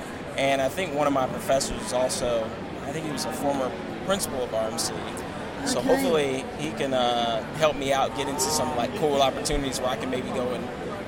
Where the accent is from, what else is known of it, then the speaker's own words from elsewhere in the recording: South Carolina, United States; moved away as an adult; now in Kingston, Canada; I'm from South Carolina in a very warm climate, so that's what I'm used to, but cold is something I got to get used to.